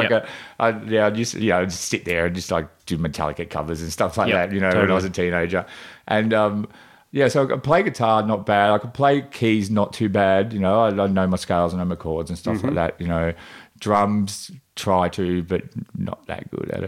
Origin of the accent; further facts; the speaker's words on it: Gippsland, Victoria, Australia; moved away as an adult; now in Melbourne, Australia; I grew up in the country. I grew up down in Gippsland